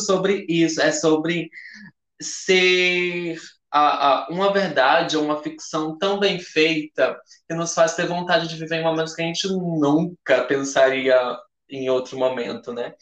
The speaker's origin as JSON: {"language": "Portuguese", "region": "Northeast Region", "country": "Brazil", "said": "Nós viemos do Nordeste"}